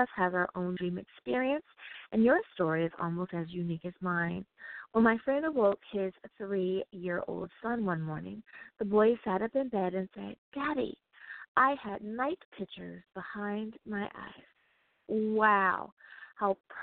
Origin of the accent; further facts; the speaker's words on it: United States; I do love my home country so much